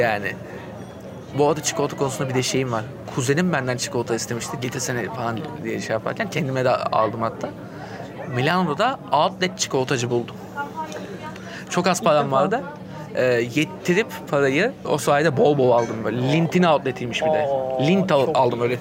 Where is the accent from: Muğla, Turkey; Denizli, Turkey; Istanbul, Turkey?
Istanbul, Turkey; ben işte doğma büyüme olduğu için daha çok oraları biliyorum